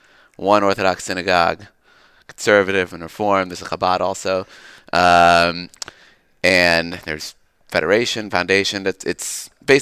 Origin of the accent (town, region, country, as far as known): Long Island, Five Towns, New York, United States; born or raised there; moved away as an adult; also born or lived in San Diego, California; now in Birmingham, United States